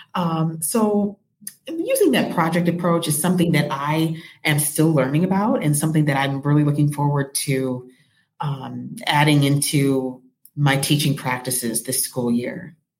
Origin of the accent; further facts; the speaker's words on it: Rockford, Illinois, United States; I am from Rockford, Illinois. I'm actually very proud to be from Rockford, Illinois. That's my hometown